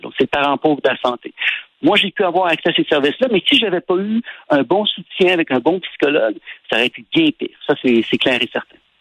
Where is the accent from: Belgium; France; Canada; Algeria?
Canada; Quebec; je suis un Québécois